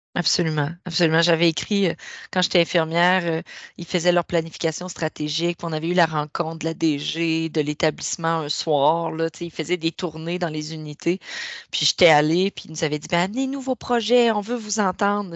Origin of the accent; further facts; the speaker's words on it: Rivière-au-Renard, Quebec, Canada; moved away; je suis native de la Gaspésie, d'un petit village qui s'appelle Rivière-au-Renard